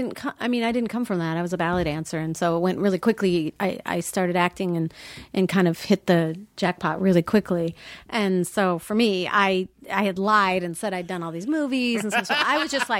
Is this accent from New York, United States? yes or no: no; Minnesota, United States; because I came from Minnesota.